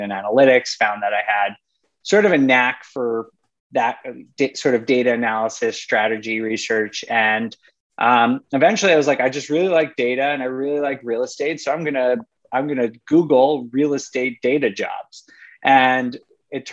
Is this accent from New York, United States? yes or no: yes; New York, United States; moved away as an adult; also born or lived in Rochester, New York / Colorado; now in Europe; I grew up in New York and went to college in upstate New York